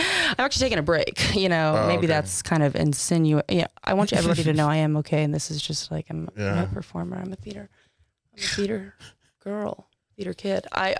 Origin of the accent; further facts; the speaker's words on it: Texas, United States; Yeah, I'm a Texan.